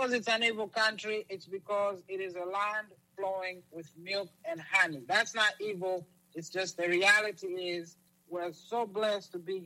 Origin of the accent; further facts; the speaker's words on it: Lusaka, Lusaka Province, Zambia; also born or lived in Kigali, Rwanda; now in United States; I grew up in Lusaka, Zambia. It's in the slums.